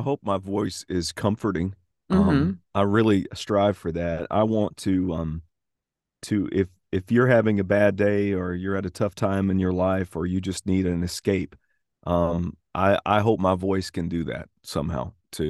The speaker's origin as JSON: {"language": "English", "region": "the South", "country": "United States", "accent": "Southern", "said": "So, I enjoy kind of reverting to the version of me before I tried to lose my Southern accent, which is subtle Southern."}